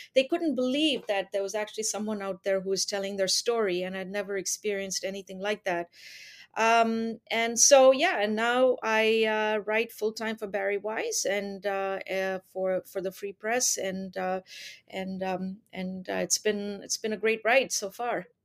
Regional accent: India; also born or lived in United Arab Emirates; now in Canada; I'm originally from India. I lived there, uh, for part of my childhood and then, uh, then finished high school in, uh, in the U A E and then came to Canada when I was, uh, eighteen

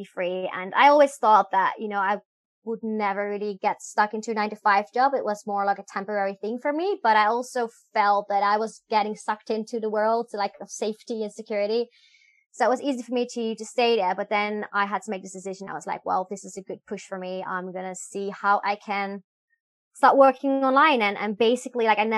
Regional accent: Netherlands; moved away as an adult; also born or lived in Belgium; now in Hanoi, Vietnam; I'm originally from the Netherlands, but I haven't been living there in a really long time. I moved to Belgium when I was 18.

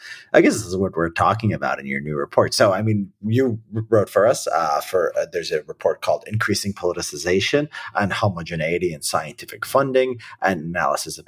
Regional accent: Chicago south suburbs, Illinois, United States; I'm from the south suburbs

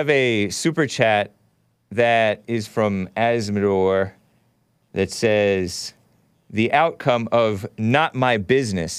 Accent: United States; I'm a Native American. I was born here

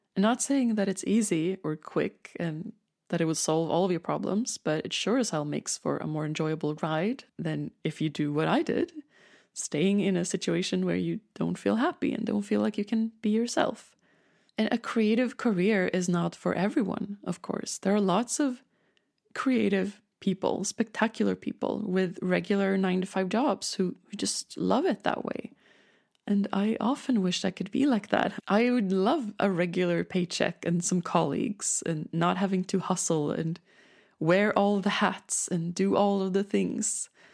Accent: Stockholm, Stockholm County, Sweden; born or raised there; accent: Swedish; English is a second language

